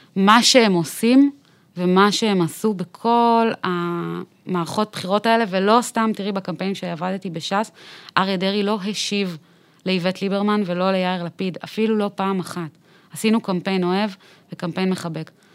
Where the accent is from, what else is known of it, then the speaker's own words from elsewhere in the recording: Tel Aviv, Tel Aviv District, Israel; also born or lived in Bat Yam; גדלתי בצפון תל אביב, בהדר יוסף